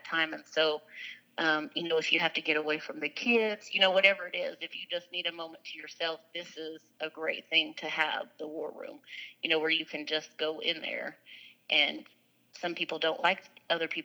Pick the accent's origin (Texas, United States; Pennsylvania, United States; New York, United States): Texas, United States; Lewisville; I grew up in Lewisville, Texas